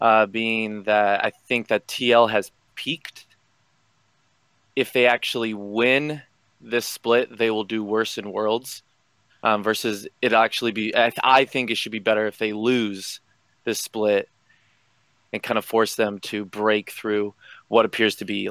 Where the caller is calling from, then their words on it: Portland, Oregon, United States; I'm calling from Portland, Oregon.